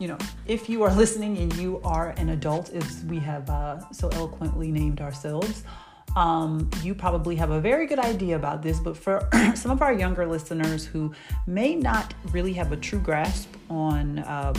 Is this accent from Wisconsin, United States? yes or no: no; Atlanta, Georgia, United States; I am from Atlanta and that's where I live.